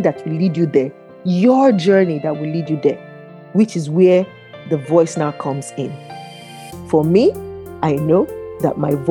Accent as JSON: {"language": "English", "region": "Niger Delta", "country": "Nigeria", "said": "I'm from the Niger Delta"}